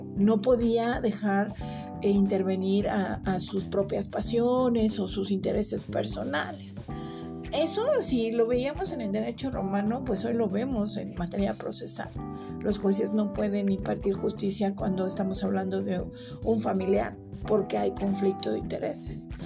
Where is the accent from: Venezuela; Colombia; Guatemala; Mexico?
Mexico; nosotros como, como ciudadanos mexicanos o como personas mexicanas